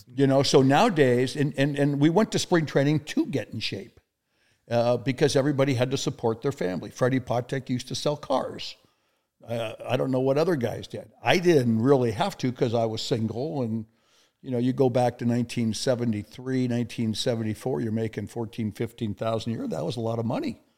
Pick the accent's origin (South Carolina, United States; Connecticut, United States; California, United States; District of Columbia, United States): California, United States; El Segundo; moved away as an adult; now in Kansas City, United States; my hometown, El Segundo, California